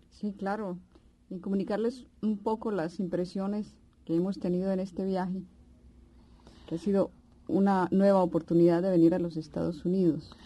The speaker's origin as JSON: {"language": "Spanish", "town": "Pereira", "region": "Risaralda", "country": "Colombia", "tie": "born or raised there", "also_born_or_lived": "Cali", "said": "En Pereira, que en realidad es mi ciudad natal"}